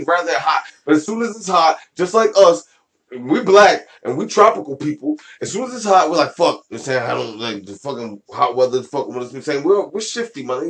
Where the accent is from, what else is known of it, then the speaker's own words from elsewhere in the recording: United States; I'm American